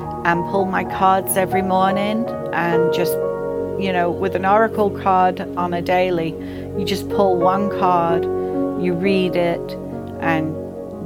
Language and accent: English; England, United Kingdom; moved away; I grew up in England